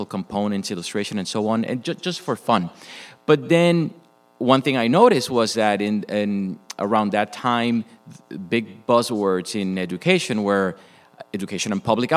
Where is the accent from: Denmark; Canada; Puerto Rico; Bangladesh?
Puerto Rico; moved away as an adult; also born or lived in Michigan; Was born and raised in Puerto Rico.